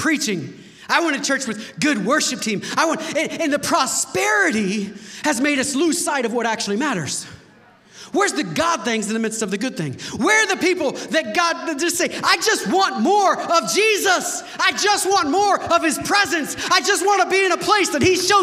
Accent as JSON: {"language": "English", "country": "United States", "said": "because we're American Christians"}